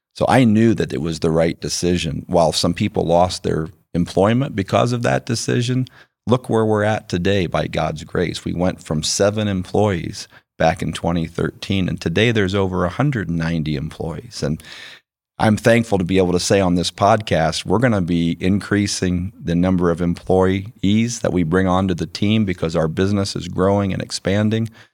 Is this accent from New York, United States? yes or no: no; Winona Lake, Indiana, United States; moved away as an adult; also born or lived in Warsaw, Indiana / Cleveland, Ohio; I was raised in Winona Lake, Indiana